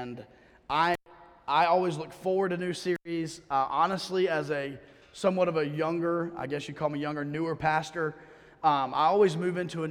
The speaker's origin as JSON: {"language": "English", "town": "Durham", "region": "North Carolina", "country": "United States", "tie": "born or raised there", "also_born_or_lived": "Greenville", "said": "I was born in Greenville. Moved here when I was 4 months old, so I think I get a pass to say I was born and raised in Durham"}